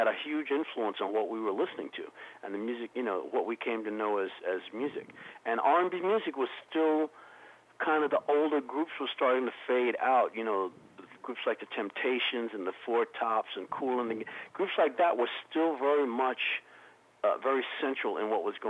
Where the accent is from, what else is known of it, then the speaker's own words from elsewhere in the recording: Raleigh, North Carolina, United States; I'm actually from Raleigh, North Carolina, so I'd like to give a big shout-out to all my peeps in North Carolina.